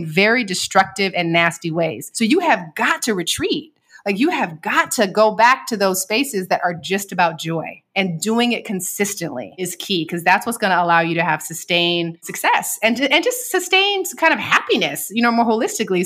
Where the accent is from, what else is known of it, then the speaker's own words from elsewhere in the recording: Seattle, Washington, United States; I'm from Seattle and we spent a lot of time on boats.